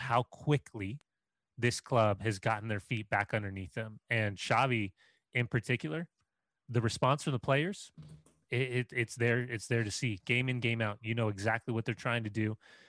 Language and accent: English; Scotland, United Kingdom; I'm also Scottish, done, Seth.